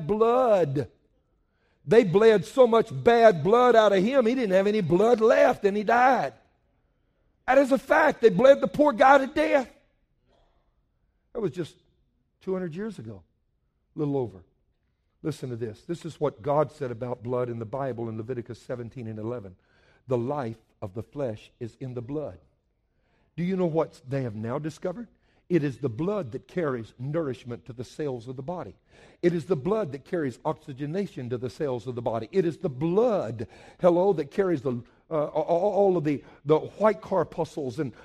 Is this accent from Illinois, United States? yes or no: no; Cajun, Louisiana, United States; I'm a Cajun